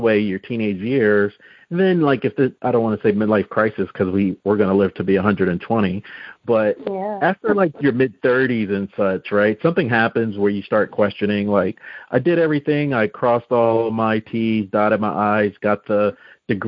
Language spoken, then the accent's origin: English; New Jersey, United States; we're both from New Jersey